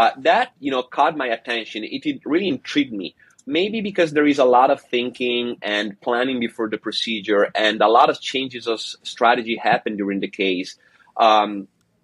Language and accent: English; Italy; moved away as an adult; also born or lived in Padua, Italy / Barcelona, Spain / Montreal, Canada; now in Seattle, United States; So I am Italian. I was born and raised in Italy